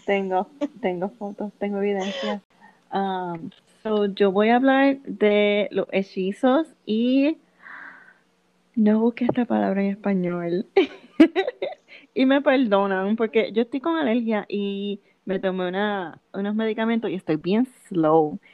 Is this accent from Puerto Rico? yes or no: yes; Puerto Rico; now in Massachusetts, United States; nosotros somos de Puerto Rico